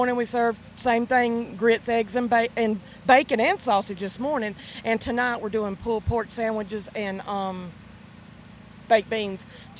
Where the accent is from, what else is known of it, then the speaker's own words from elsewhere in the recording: Marianna, Florida, United States; we're from Marianna, Florida.